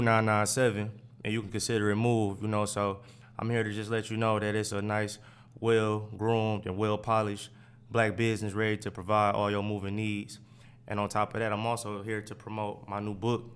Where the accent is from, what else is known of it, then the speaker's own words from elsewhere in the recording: Oak Park, Michigan, United States; also born or lived in Detroit; I grew up in Oak Park.